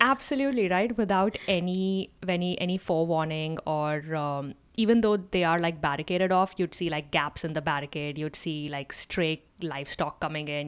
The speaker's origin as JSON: {"language": "English", "country": "India", "tie": "born or raised there", "moved": "as an adult", "lives_now": "United States", "said": "growing up in India"}